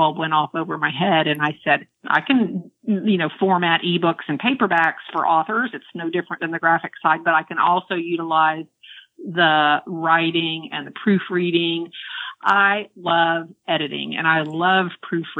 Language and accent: English; Central Florida, United States; moved away as an adult; now in Maryland, United States; living in Central Florida all of my life